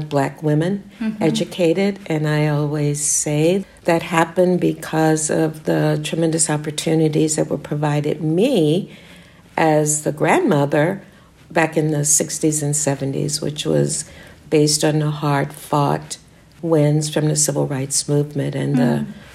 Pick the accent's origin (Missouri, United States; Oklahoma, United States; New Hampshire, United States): Missouri, United States; St. Louis; moved away as an adult; now in Detroit, United States; I was born and raised in St. Louis, and I still claim that identity, although I left there at the age of 18 and went away to school.